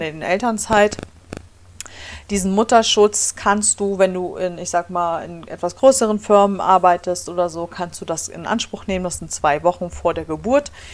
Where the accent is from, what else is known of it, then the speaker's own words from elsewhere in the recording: Germany; moved away as an adult; now in Michigan, United States; bei uns in Deutschland